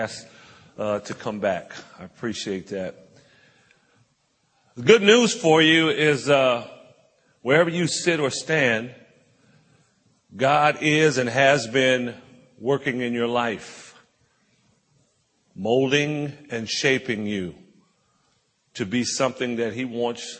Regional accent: Compton, California, United States; I grew up in Compton, California, right outside of Los Angeles

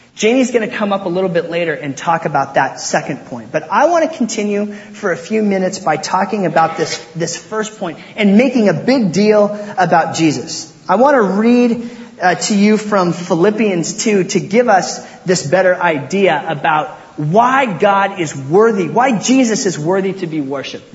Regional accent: Port Angeles, Washington, United States; I grew up in Port Angeles, Washington, out there on the Olympic Peninsula.

